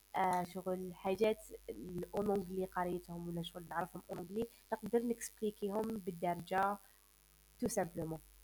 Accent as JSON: {"language": "Arabic", "country": "Algeria", "said": "أنا من الجزائر"}